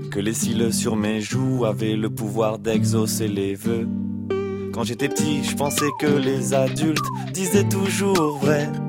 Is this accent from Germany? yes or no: no; Toulouse, Occitania, France; En tant que Toulousain, la ville du rugby, on pouvait pas refuser.